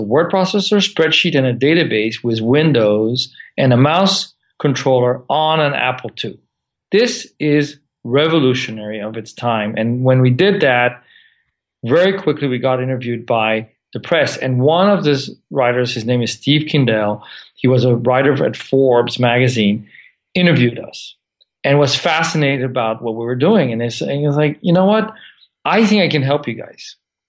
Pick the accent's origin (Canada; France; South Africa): France; also born or lived in Santa Monica, United States; I was born in Santa Monica and grew up for a few years in Santa Monica, but then moved to France when I was six.